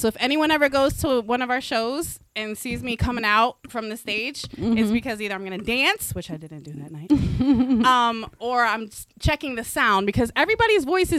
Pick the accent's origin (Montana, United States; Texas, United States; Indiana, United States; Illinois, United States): Texas, United States; accent: southern; now in Connecticut, United States; I'm from Texas. So, you know, it's that southern thing.